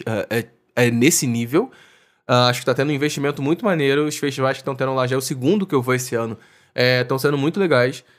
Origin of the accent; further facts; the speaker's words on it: Niterói, Rio de Janeiro, Brazil; cidade vizinha de Niterói, da onde eu sou.